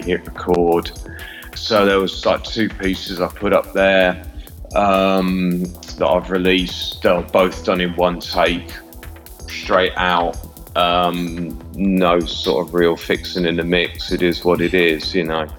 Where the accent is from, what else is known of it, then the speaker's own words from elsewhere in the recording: Midlands, United Kingdom; also born or lived in London; now in Berlin, Germany; I'm from the Midlands originally, but I spent most of my time living in London